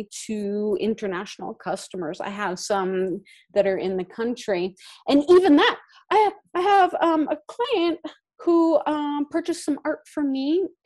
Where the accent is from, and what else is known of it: California, United States; moved away as an adult; now in Norway